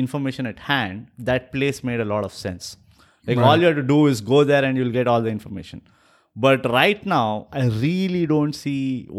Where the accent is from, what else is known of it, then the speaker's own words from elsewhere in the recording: Punjab, Pakistan; And I was like, Punjabis, we come from Pakistan.